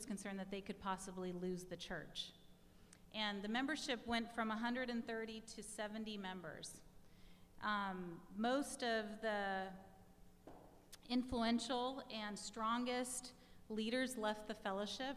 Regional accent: United States; as an American woman growing up in the, you know, privilege of freedom here in the U.S.

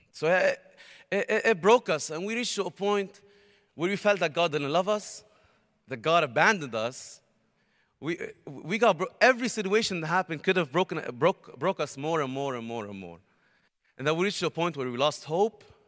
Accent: Beirut, Beirut Governorate, Lebanon; I'm from Lebanon, Beirut, Lebanon

